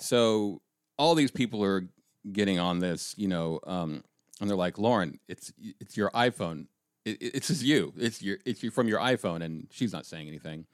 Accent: Colorado, United States; I'm from Colorado.

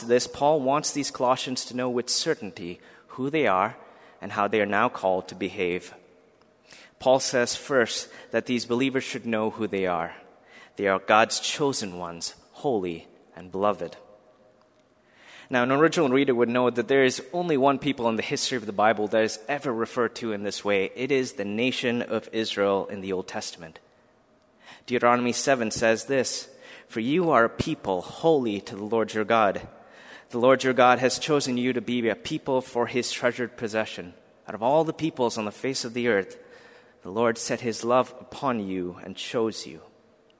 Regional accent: India; moved away; I was born in India, a country that has a plethora of religions represented.

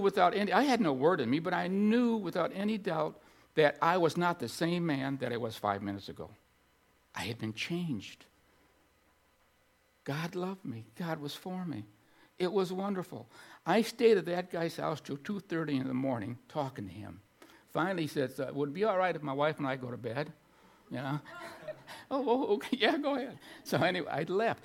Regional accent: Streator, Illinois, United States; in my hometown of Streeter, Illinois

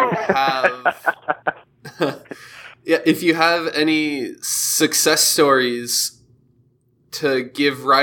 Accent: Santa Rosa, California, United States; I'm from Santa Rosa, which is in the North Bay Area near San Francisco, and there was a proposal to ban riders on the trails in the local state park there while I was in high school.

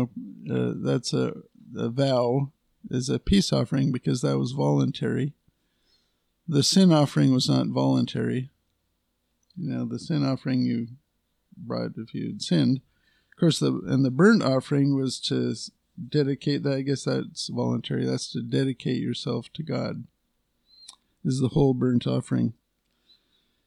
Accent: United States; I'm a patriotic American. You know, I'm an American.

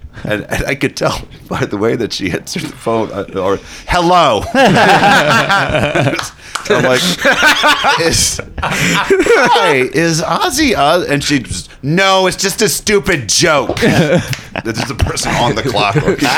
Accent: St. Louis, Missouri, United States; now in Austin, United States; because I'm from St. Louis.

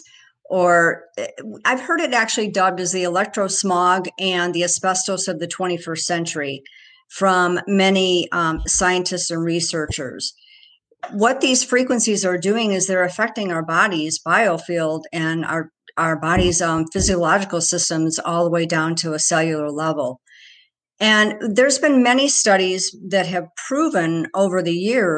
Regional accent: Royal Oak, Michigan, United States; now in California, United States; I grew up in Royal Oak. And I love the Midwestern values that were instilled in me

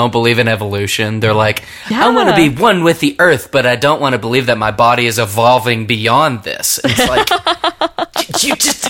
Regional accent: Kentucky, United States; I'm a Kentucky Irishman.

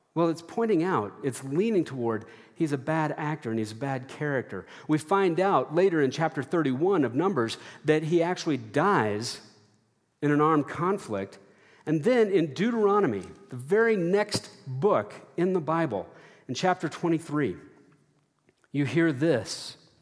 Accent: Texas, United States; growing up in Texas

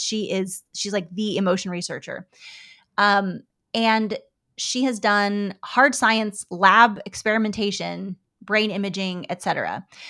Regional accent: United States; I'm an American woman.

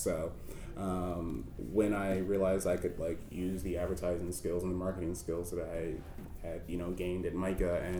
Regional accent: Baltimore, Maryland, United States; born and raised in Baltimore

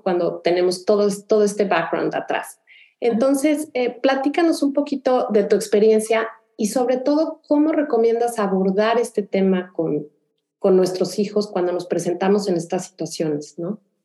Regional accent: Mexico City, Mexico; now in Houston, United States; yo soy de la Ciudad de México

